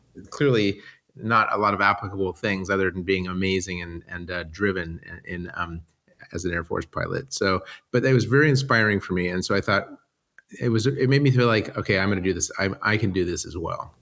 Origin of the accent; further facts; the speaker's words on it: San Diego, California, United States; moved away as an adult; most of my childhood, um, I grew up in San Diego